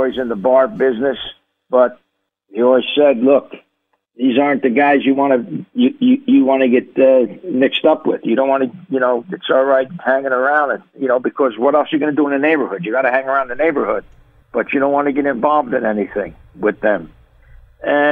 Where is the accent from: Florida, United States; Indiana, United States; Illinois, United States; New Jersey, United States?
New Jersey, United States; Paterson; I grew up in Paterson, New Jersey.